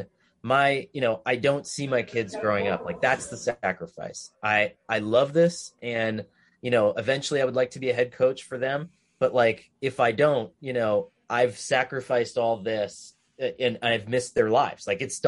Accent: Scranton, Pennsylvania, United States; born or raised there

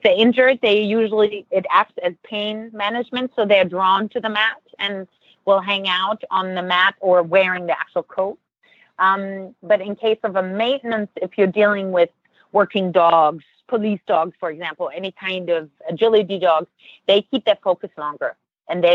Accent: Germany; now in United States; I grew up in Germany

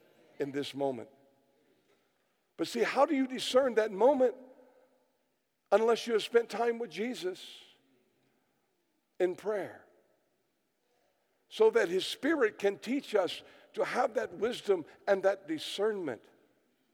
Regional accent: United States; I come from America

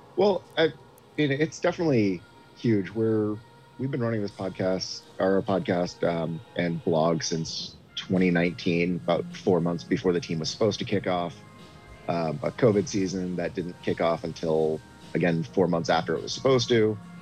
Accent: New England, United States; now in Omaha, United States; I grew up in New England

